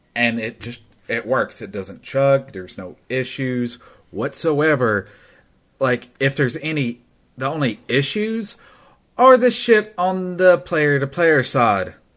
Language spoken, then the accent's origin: English; Tennessee, United States; I'm from Tennessee